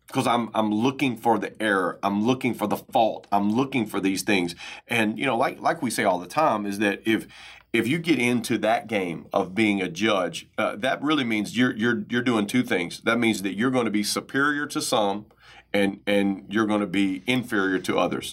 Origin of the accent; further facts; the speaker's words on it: United States; growing up in American culture